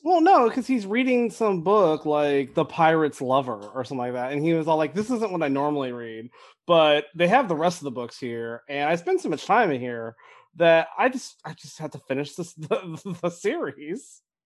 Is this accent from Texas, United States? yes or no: no; Eastern Washington, United States; I grew up in Washington State, but I grew up in Eastern Washington